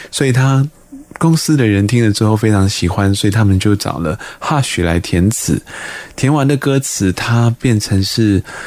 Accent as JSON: {"language": "Chinese", "town": "Dahu", "region": "Miaoli County", "country": "Taiwan", "tie": "born or raised there", "said": "我自己是苗栗大湖这边出生长大的人"}